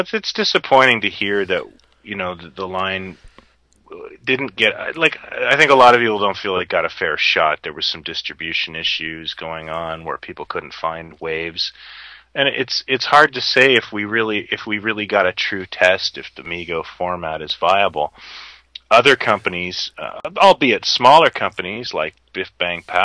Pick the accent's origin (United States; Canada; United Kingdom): Canada; I'm Canadian